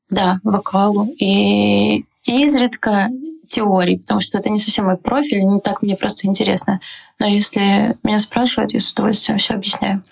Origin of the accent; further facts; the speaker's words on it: Donetsk, Donetsk Oblast, Ukraine; moved away as an adult; now in Prague, Czechia; Я из Донецка